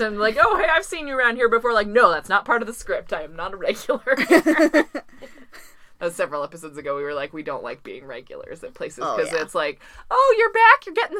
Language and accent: English; Pacific Northwest, United States; I always sound like I'm from the Midwest, but I've lived on the Pacific Northwest the whole time.